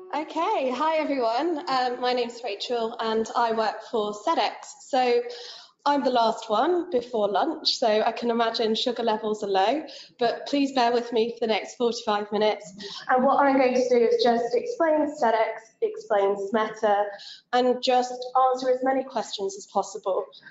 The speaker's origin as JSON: {"language": "English", "region": "England", "country": "United Kingdom", "said": "I am English"}